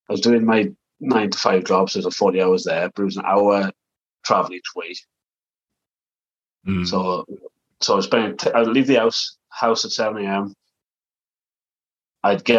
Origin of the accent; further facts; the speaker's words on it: South Wales, United Kingdom; moved away; also born or lived in Preston, England; I'm from South Wales originally. And we had the opportunity to move back to Wales.